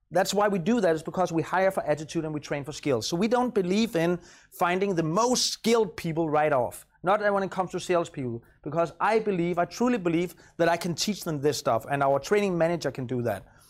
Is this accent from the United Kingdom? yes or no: no; Copenhagen, Capital Region of Denmark, Denmark; I'm from Copenhagen.